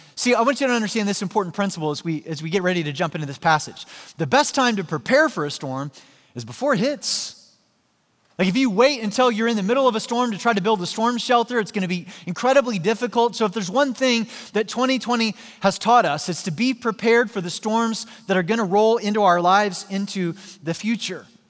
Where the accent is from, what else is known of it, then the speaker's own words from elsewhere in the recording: Joplin, Missouri, United States; moved away; my hometown in Joplin, Missouri